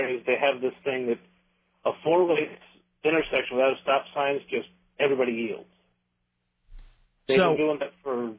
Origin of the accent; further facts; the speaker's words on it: Whidbey Island, Washington, United States; Since I am from Whidbey Island, the home of hippies and retards.